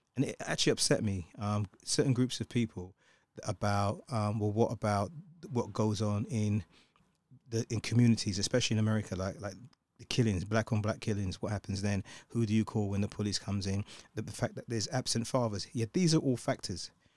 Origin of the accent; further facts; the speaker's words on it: London, United Kingdom; growing up in, in the U K, growing up in London